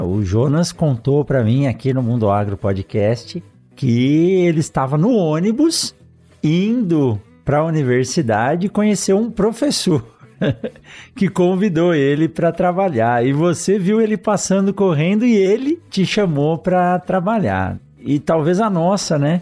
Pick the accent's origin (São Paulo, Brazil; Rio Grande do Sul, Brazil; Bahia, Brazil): São Paulo, Brazil; moved away as an adult; now in Sinop, Brazil; eu sou de São Paulo